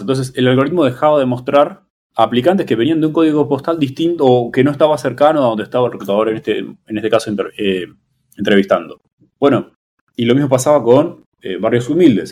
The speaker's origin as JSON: {"language": "Spanish", "region": "Buenos Aires", "country": "Argentina", "also_born_or_lived": "Mexico City", "moved": "yes", "said": "soy de Buenos Aires, donde no hay temblores"}